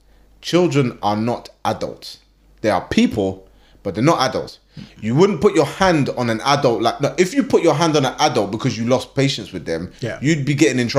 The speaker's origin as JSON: {"language": "English", "region": "London", "country": "United Kingdom", "tie": "born or raised there", "said": "I was born in the UK. I was born in London. So like I'm born and raised in London."}